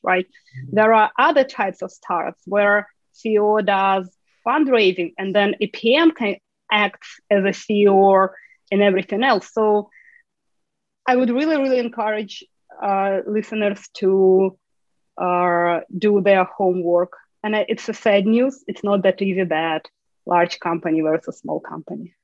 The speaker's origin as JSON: {"language": "English", "country": "Ukraine", "moved": "as an adult", "lives_now": "United States", "said": "I'm originally from Ukraine"}